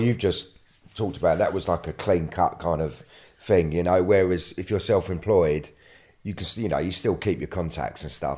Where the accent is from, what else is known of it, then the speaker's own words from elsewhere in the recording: London, United Kingdom; I'm from London